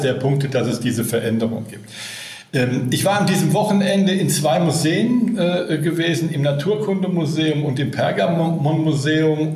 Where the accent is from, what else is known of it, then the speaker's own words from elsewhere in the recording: Berlin, Germany; hier in meiner Heimatstadt Berlin